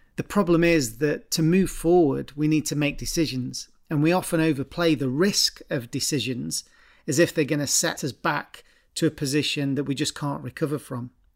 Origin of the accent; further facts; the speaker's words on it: Stoke-on-Trent, West Midlands, United Kingdom; I'm from Stoke originally.